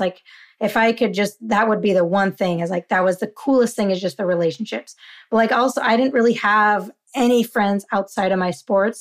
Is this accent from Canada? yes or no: no; Utah, United States; now in California, United States; Growing up in Utah